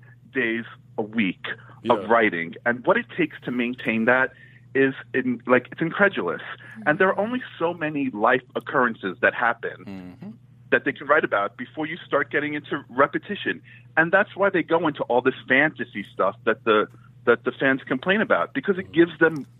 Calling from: New York, United States; from New York.

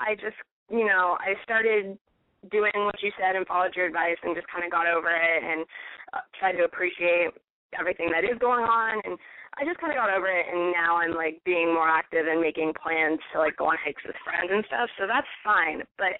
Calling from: California, United States; No, I'm an hour south of San Francisco.

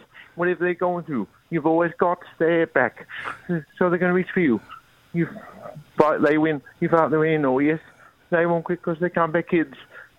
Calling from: Victoria, Australia

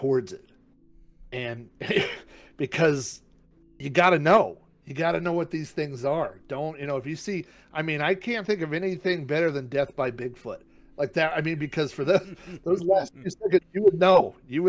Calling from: Oklahoma City, Oklahoma, United States; Right, I'm calling in from Oklahoma City, Oklahoma.

